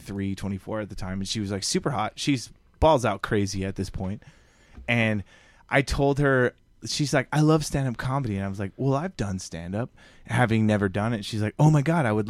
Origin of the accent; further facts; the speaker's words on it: Las Vegas, Nevada, United States; moved away as an adult; also born or lived in Los Angeles, California; now in New York, United States; I was born in L.A., moved to Vegas when I was, like, 11. And then I grew up in Vegas